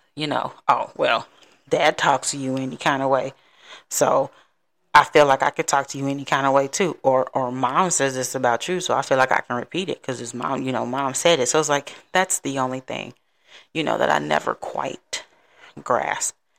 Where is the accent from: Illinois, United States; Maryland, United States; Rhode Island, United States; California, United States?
Illinois, United States; Chicago; now in Texas, United States; my hometown of Chicago